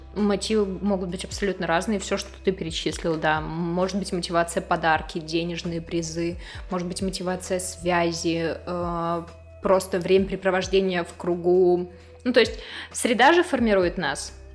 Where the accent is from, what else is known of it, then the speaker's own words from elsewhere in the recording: Izhevsk, Udmurtia, Russia; Родилась в Ижевске, в самой обычной семье